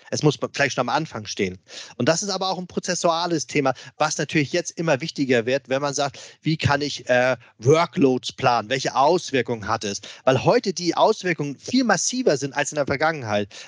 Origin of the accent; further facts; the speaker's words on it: Hamburg, Germany; Und äh, ich als alter Hamburger, du weißt es selbst, wir beide sind ja HSV-Fans. Ähm, ich als Hamburger, klar